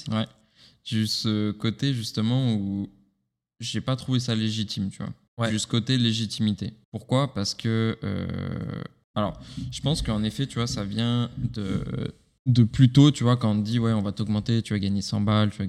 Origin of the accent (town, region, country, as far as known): France